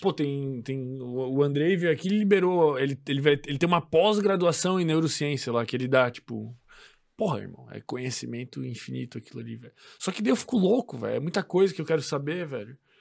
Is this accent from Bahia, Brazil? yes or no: no; Florianópolis, Santa Catarina, Brazil; a gente é de Floripa